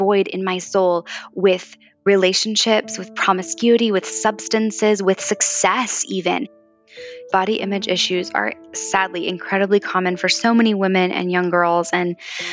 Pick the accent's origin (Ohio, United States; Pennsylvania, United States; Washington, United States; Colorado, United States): Pennsylvania, United States; Valley Forge; moved away; I grew up just outside of Philadelphia in Valley Forge, Pennsylvania